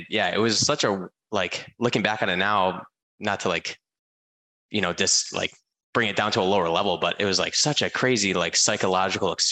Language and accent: English; Michigan, United States; Um, so I I'm from Michigan originally.